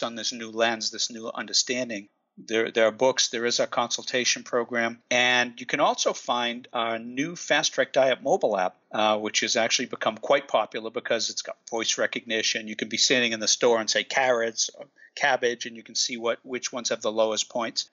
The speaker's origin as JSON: {"language": "English", "country": "United States", "tie": "born or raised there", "also_born_or_lived": "West Coast", "accent": "Boston", "lives_now": "Watertown, United States", "said": "I actually grew up right between Boston and Providence"}